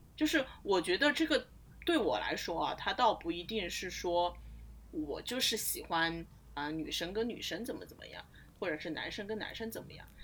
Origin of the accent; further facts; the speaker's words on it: Sichuan, China; 我们这种四川盆地里出来的人